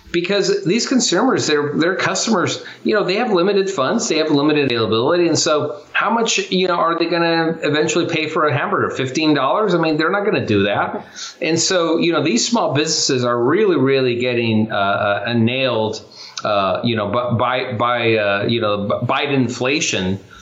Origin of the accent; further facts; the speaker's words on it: Chula Vista, California, United States; I actually grew up poor. I grew up in Chula Vista, California